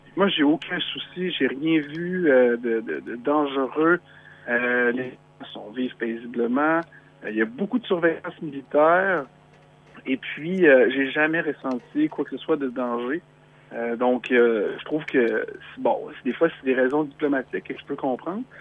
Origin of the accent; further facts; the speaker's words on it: Quebec, Canada; je suis un vrai Québécois qui habite la ville de Québec